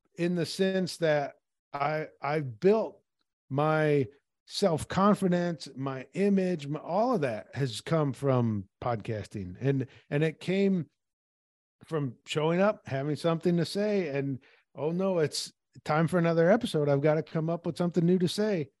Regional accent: Peoria, Illinois, United States; when I was growing up in Peoria

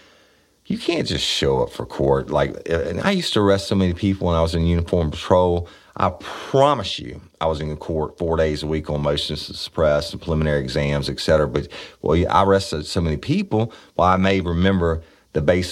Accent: United States; I'm an American. I'm proud of it

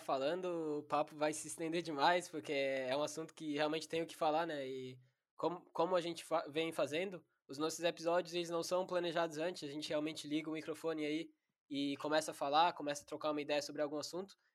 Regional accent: High Wycombe, South East England, United Kingdom; moved away; eu sou original da Inglaterra e meu avô ele jogou no Wickham Wanderers, que é um time do meu bairro lá

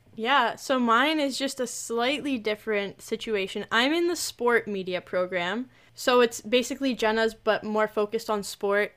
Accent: Toronto area, Ontario, Canada; I'm also from the Toronto area.

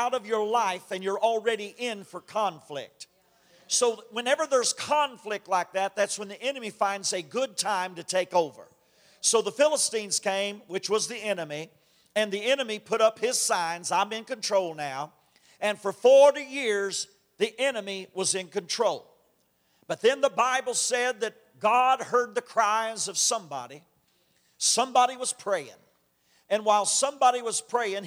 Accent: Kentucky, United States; I'm from Kentucky

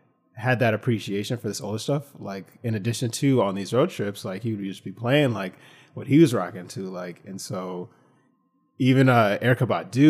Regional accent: Franklin, New Jersey, United States; my hometown, like Franklin Somerset

